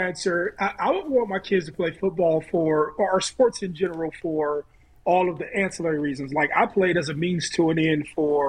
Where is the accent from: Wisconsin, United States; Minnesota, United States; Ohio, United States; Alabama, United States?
Ohio, United States; I'm from Ohio